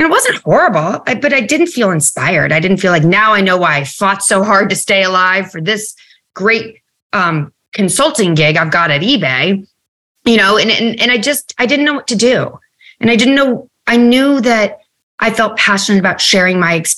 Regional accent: United States; also born or lived in New York City; I grew up right outside of New York

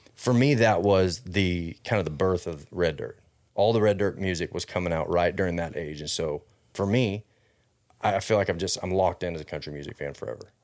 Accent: Fort Worth, Texas, United States; I grew up in Fort Worth

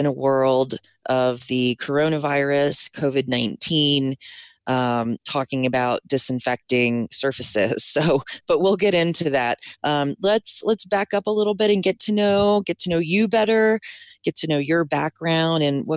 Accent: Maryland, United States; I'm from Maryland, which has an Amish community.

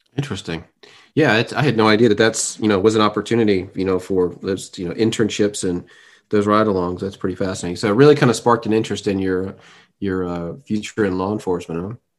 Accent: Fort Lauderdale, Florida, United States; now in Atlanta, United States; Tom and I have known each other for most of our lives since growing up in Fort Lauderdale

